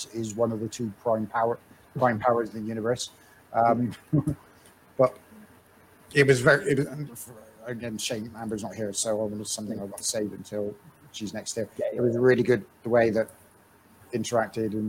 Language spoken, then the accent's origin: English; West Country, South West England, United Kingdom; accent: West Country; we're from the West Country